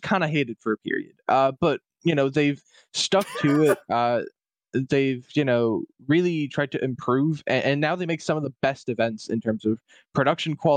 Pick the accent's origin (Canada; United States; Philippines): Canada; I'm French Canadian